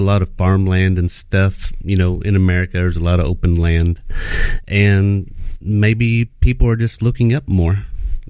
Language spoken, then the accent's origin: English; Kentucky, United States; moved away as an adult; now in Singapore; I'm from the Bluegrass State, better known as Kentucky, I guess you could say. Born and raised there